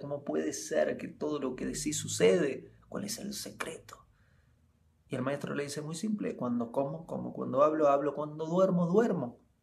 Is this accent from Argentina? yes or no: yes; Argentina; moved away as an adult; ya estoy cumpliendo 11 años desde que me fui de Argentina y viajo por el mundo